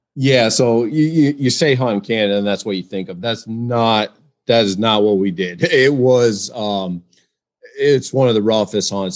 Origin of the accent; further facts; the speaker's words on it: West Michigan, United States; I'm from, uh, West Michigan